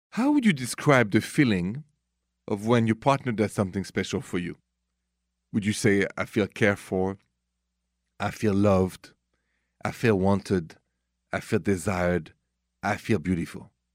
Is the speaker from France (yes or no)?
yes; France; accent: thick French; English is a second language; moved away; my French thick accent